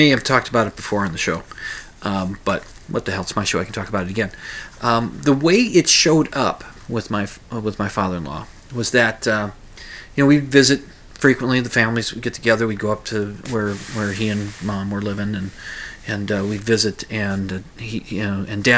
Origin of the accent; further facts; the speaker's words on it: Minnesota, United States; you know where I'm from. I'm from Minnesota